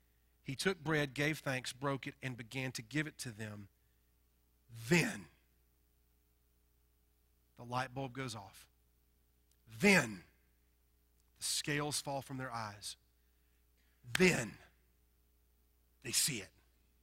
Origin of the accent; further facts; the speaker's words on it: the South, United States; accent: Southern; Now listen, I'm a southern boy. You could probably tell by my accent. I am from the deep south, and I love the south.